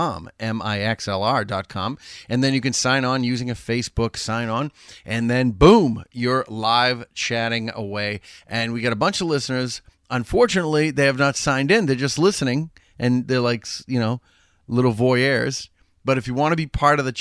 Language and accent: English; Chelsea, Massachusetts, United States; moved away; you can take me out of Chelsea, but you can't take the Chelsea out of me.